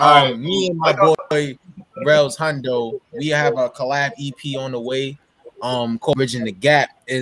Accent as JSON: {"language": "English", "town": "New York City", "region": "New York", "country": "United States", "said": "I'm from Brooklyn originally."}